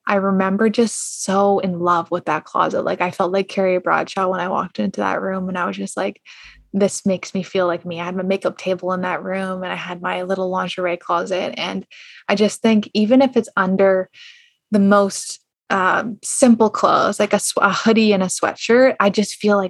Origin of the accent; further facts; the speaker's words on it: Canada; I'm Canadian